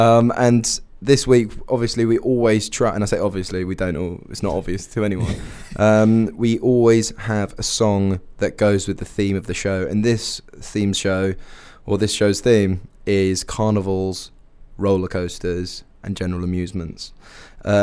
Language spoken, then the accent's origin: English; England, United Kingdom; We're English